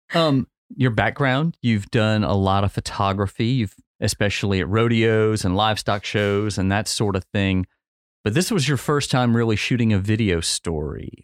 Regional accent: New Iberia, Louisiana, United States; I grew up in New Iberia

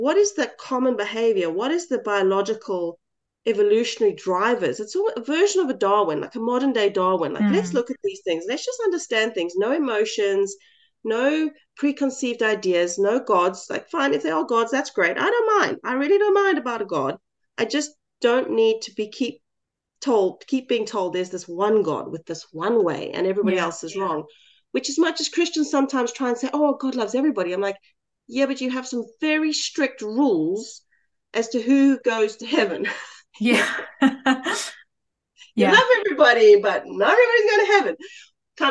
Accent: South Africa; as a South African white girl in a small town

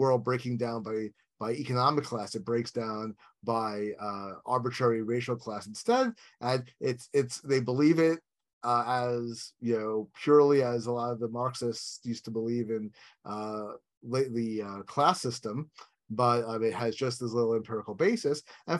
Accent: New York, United States; I grew up in New York, not like, you know, somewhere associated with the Deep South or whatever.

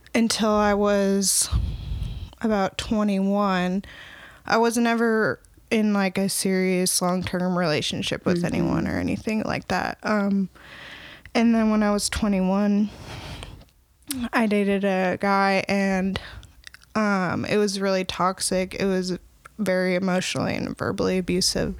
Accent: Opelika, Alabama, United States; now in Northwest Arkansas, United States; I'm originally from Opelika, Alabama.

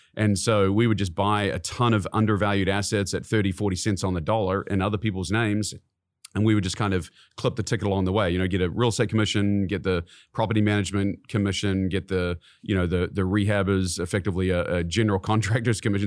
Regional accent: New Zealand; moved away as an adult; now in Kansas City, United States; I was born and raised in New Zealand.

